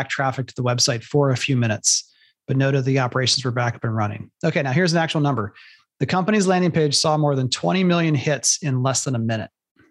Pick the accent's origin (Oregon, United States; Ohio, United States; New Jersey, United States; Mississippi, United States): Ohio, United States; And I'm from Ohio, so I should have been watching the Bengals the whole time